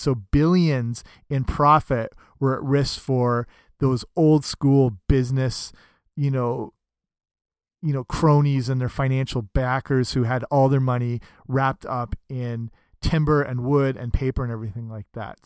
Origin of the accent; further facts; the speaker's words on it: Canada; I'm Canadian